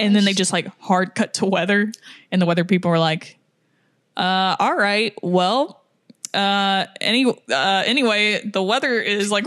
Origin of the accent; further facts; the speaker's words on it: United States; I'm American